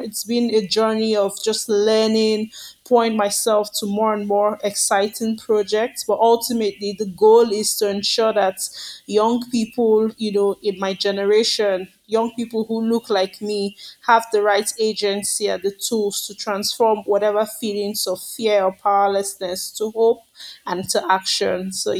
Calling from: Lagos, Nigeria; I'm calling in from Lagos, Nigeria, where I live and work.

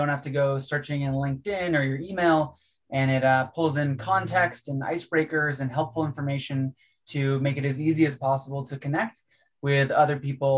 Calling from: Salt Lake City, Utah, United States; I'm calling you from Salt Lake City, where I've been doing a little bit of skiing this winter. I'm mostly based in Colorado, but was trying to sneak out to some Utah mountains this week.

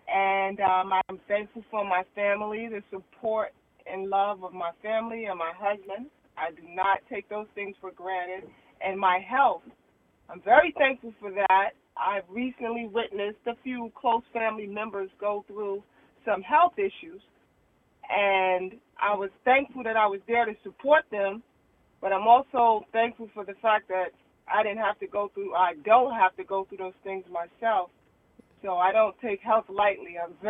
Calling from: West Haven, Connecticut, United States; I'm calling in from West Haven, Connecticut.

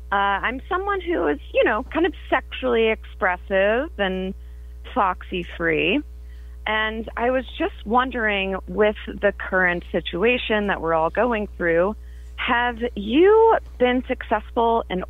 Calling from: Zanesville, Ohio, United States; I'm calling from Zanesville, Ohio.

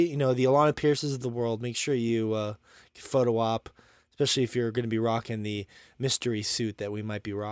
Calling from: Montana, United States; and of course, I'm here from Montana

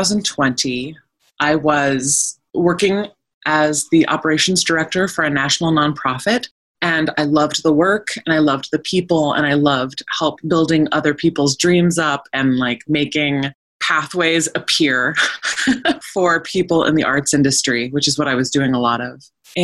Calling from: Oregon, United States; I'm calling in from the wilds of Eastern Oregon. I am in the Wallowa-Whitman Mountain Range, which is in the far northeast corner of the state of Oregon.

